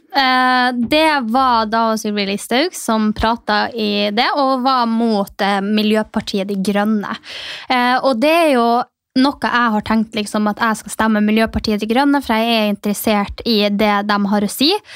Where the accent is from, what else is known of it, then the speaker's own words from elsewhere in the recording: Norway; moved away; der jeg kommer fra, som er Distrikts-Norge